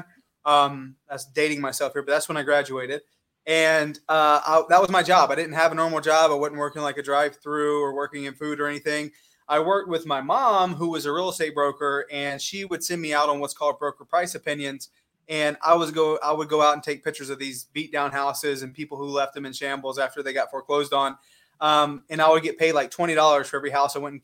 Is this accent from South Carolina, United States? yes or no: yes; Lexington, South Carolina, United States; moved away as an adult; now in Arizona, United States; I'm from outside of Columbia. I'm from Lexington.